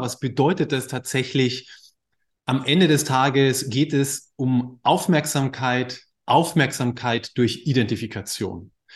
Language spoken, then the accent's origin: German; Bavaria, Germany; moved away as an adult; now in Hamburg, Germany; ich komme aus Bayern, ja, volles Klischee, Akkordeon, mit dem Akkordeonorchester unterwegs